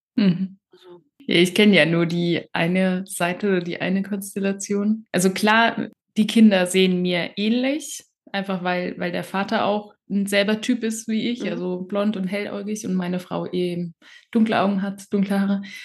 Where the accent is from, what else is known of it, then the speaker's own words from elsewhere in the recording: near Karlsruhe, Baden-Württemberg, Germany; ich bin ja in Baden-Württemberg aufgewachsen, also in in der Nähe von Karlsruhe